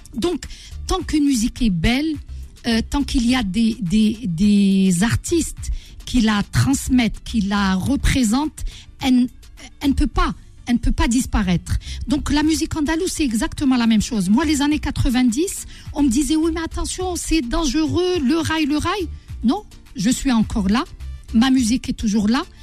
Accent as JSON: {"language": "French", "country": "Algeria", "said": "Je suis algérienne"}